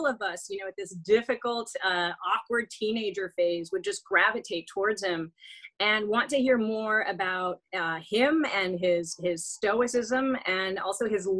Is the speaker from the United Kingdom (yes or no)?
no; France; moved away; I was raised in France